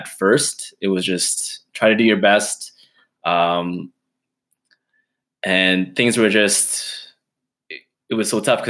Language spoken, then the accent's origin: English; Edmonton, Alberta, Canada; I'm born and raised in Edmonton, living on the west side